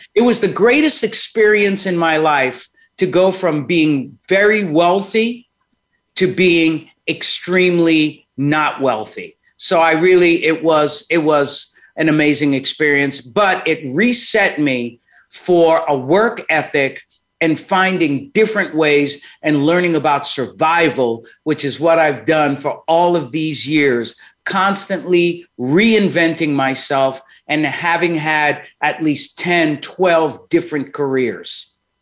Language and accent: English; New York City, New York, United States; moved away as an adult; also born or lived in Manhattan / Rochester, New York / Washington, D.C.; grew up in Brooklyn, born in Manhattan, grew up in Brooklyn, uh, spent most of my life there